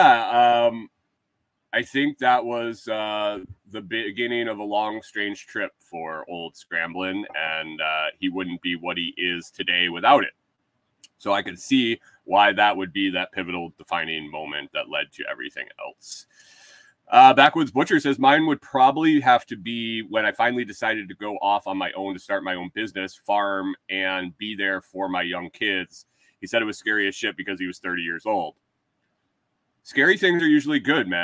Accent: Minnesota, United States; accent: Minnesota; moved away; my Minnesota accent

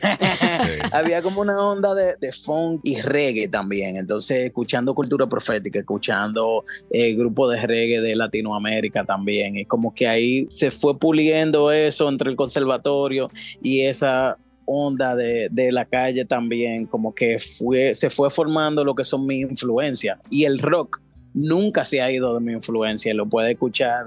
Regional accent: Dominican Republic; now in New York, United States; yo soy guitarrista, compositor, dominicano que reside en New York.

